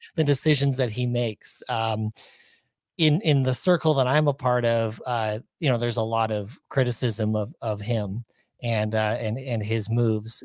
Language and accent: English; Ontario, Canada; moved away as an adult; also born or lived in Pacific Northwest; now in Minnesota, United States; I was born and raised in Ontario